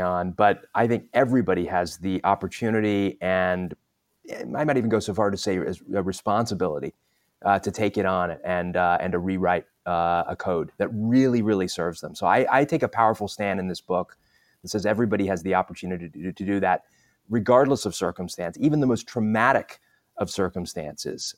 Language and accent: English; Southern California, United States; also born or lived in London, England; I moved from London, England to the U S to Southern California